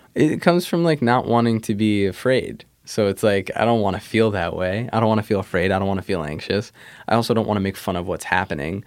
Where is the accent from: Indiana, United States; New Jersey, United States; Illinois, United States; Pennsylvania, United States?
New Jersey, United States; also born or lived in New York; I grew up, um, I grew up in New Jersey. I was, I was born in New York, but we moved to Jersey, um, early.